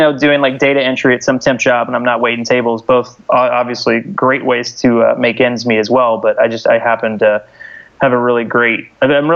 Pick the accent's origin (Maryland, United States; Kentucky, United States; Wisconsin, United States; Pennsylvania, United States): Kentucky, United States; Louisville; moved away as an adult; now in Brooklyn, United States; I'm born and raised in Louisville.